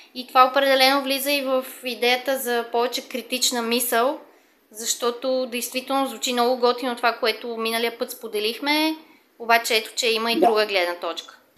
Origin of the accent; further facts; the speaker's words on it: Sofia, Sofia City, Bulgaria; accent: Sofia dialect; имам софийски диалект